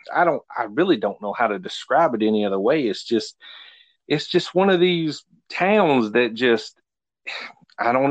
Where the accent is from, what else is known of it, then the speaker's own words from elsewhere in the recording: South Carolina, United States; being from South Carolina